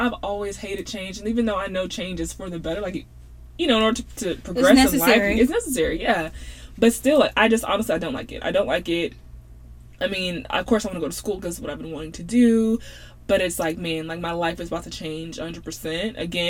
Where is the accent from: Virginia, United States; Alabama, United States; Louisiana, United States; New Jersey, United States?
Louisiana, United States; born there; So I was born in Louisiana, so the whole Cajun thing, I love that.